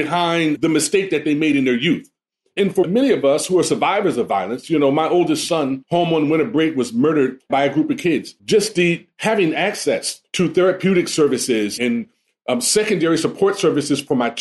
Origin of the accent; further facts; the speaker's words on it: Los Angeles, California, United States; I grew up in the Jordan-Down housing projects in Watts